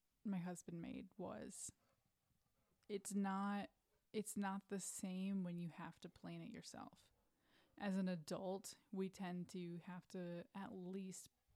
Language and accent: English; Midwest, United States; I'm from the Midwest where we have basements